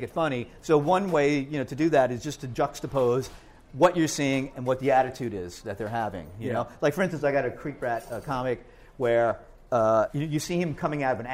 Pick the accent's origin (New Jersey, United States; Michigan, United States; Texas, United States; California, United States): New Jersey, United States; Hoboken; also born or lived in Rahway, New Jersey; I grew up in Hoboken, with my brothers here